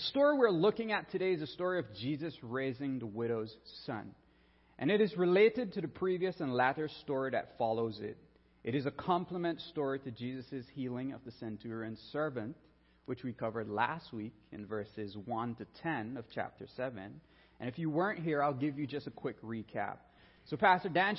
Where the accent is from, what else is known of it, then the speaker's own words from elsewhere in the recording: Belize; moved away; I'm a Caribbean boy, born and raised in Belize, land of the free by the Carib Sea